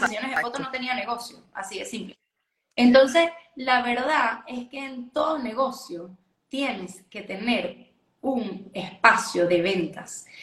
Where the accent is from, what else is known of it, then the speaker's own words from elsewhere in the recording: Venezuela; yo soy de Venezuela, vivo en Venezuela